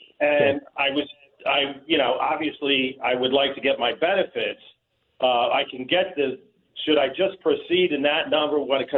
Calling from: Toronto, Ontario, Canada; I am calling you from Toronto, Canada.

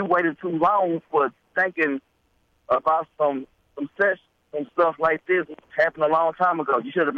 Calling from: Shreveport, Louisiana, United States; I'm calling from Shreveport, Louisiana.

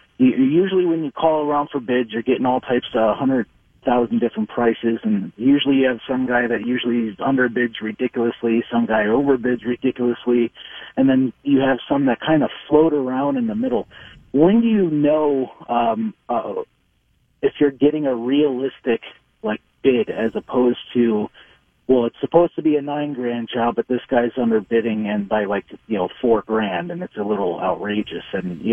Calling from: Richfield, Minnesota, United States; Hey, I'm calling from Richfield.

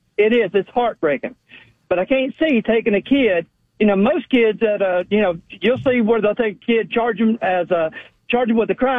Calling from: Atlanta, Georgia, United States; from Atlanta. How are y'all?

